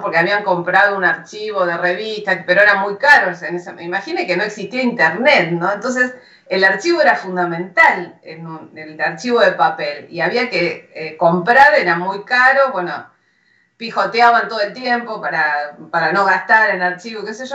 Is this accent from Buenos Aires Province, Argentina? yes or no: yes; General Rodríguez, Buenos Aires Province, Argentina; yo soy de General Rodríguez